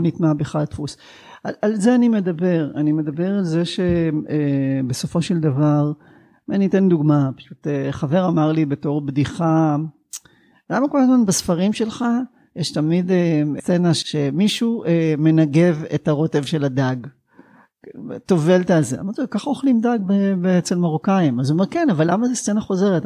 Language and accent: Hebrew; Sderot, Southern District, Israel; מהעיר שבה גדלתי